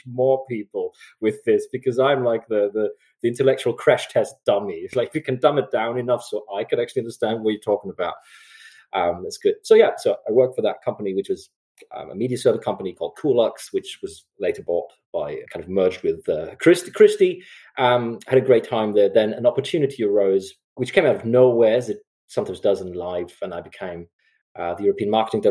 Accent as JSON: {"language": "English", "country": "Germany", "tie": "born or raised there", "moved": "as an adult", "said": "I grew up in Germany. I'm German"}